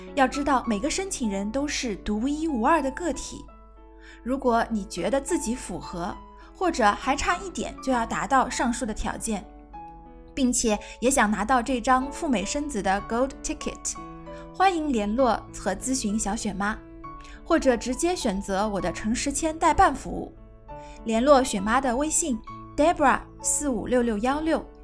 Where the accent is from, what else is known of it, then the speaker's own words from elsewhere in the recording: China; 我们中国人